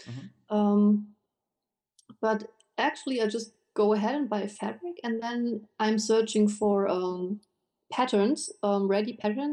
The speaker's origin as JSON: {"language": "English", "country": "Germany", "said": "I am from Germany"}